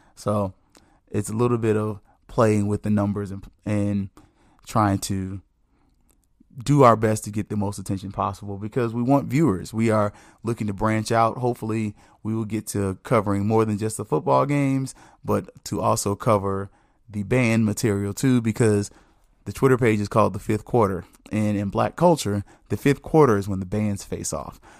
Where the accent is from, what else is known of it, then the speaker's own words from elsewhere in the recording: the South, United States; I'm a black man, I'm from the South